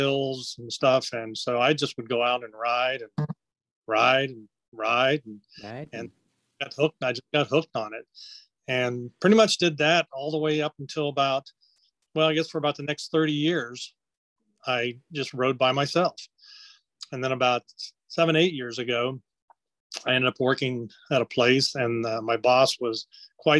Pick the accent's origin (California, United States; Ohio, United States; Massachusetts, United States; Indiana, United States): Ohio, United States; I was raised in Ohio. I grew up between Cincinnati and Dayton, Ohio.